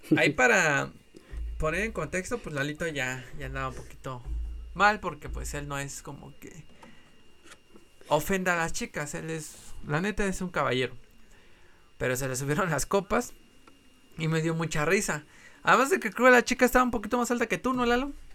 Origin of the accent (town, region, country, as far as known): Mexico City, Mexico